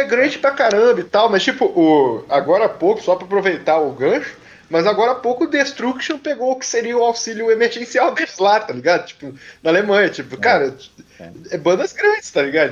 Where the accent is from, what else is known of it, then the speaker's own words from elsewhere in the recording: interior of Rio de Janeiro, Brazil; eu sou do interior do Rio